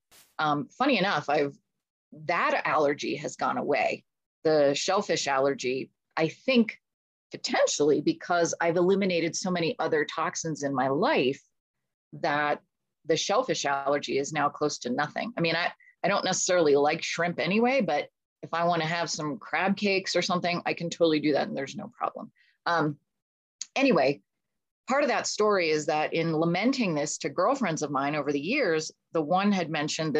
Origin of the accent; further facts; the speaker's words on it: Pittsburgh, Pennsylvania, United States; moved away as an adult; also born or lived in England; I grew up in Pittsburgh